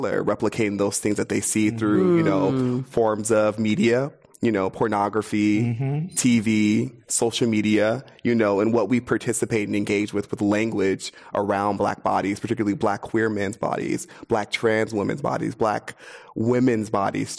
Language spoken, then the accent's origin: English; Inglewood, California, United States; also born or lived in Los Angeles; now in San Francisco, United States; I grew up in Inglewood. I grew up in South Central.